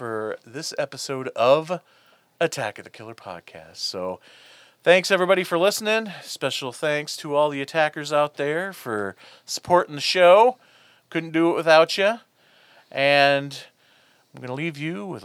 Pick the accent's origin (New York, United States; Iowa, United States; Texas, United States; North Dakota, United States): Iowa, United States; here in my home state of Iowa